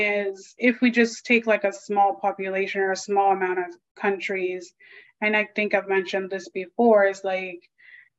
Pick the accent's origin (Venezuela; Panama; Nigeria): Panama; moved away; I'm from Panama. You know, I lived there majority of time